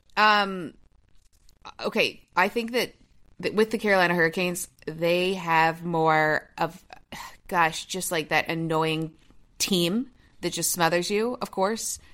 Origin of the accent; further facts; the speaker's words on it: Toronto, Ontario, Canada; my hometown, Toronto, Ontario